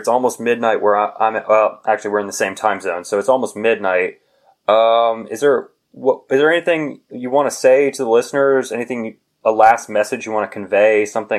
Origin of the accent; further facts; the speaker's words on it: United States; growing up in the United States.